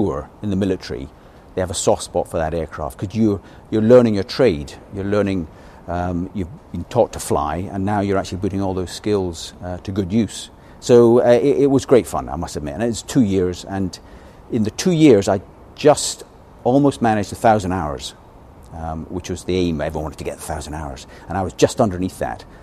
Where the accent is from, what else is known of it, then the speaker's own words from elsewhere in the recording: Scotland, United Kingdom; being a Scotsman